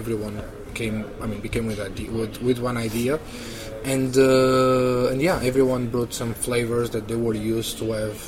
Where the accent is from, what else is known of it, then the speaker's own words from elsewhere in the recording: Vila do Conde, Norte, Portugal; English is a second language; moved away as an adult; also born or lived in Porto; now in London, United Kingdom; I born in, as I said, in a small city next to Porto. All my family are fishmen